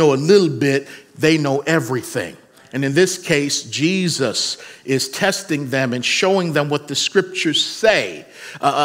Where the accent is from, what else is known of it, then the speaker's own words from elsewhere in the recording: Baltimore, Maryland, United States; growing up in Baltimore